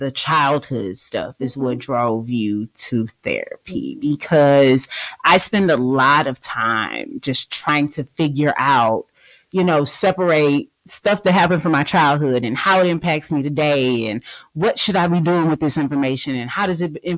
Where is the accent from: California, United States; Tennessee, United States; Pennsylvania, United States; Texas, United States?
Texas, United States; Galveston County; we are from the Galveston